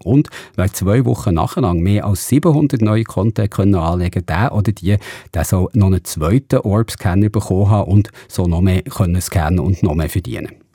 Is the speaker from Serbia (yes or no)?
no; Switzerland